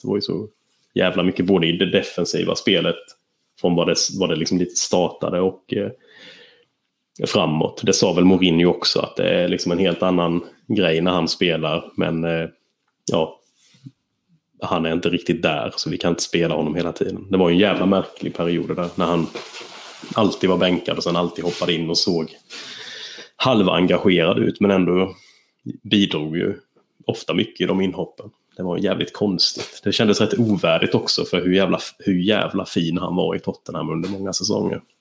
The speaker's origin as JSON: {"language": "Swedish", "region": "Småland", "country": "Sweden", "moved": "yes", "said": "som smålänning"}